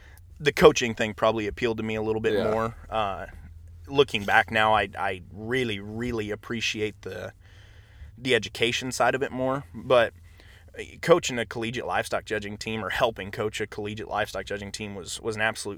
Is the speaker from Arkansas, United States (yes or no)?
no; Laramie, Wyoming, United States; my dad taught ag for a short time, and so I grew up in the Laramie high school ag building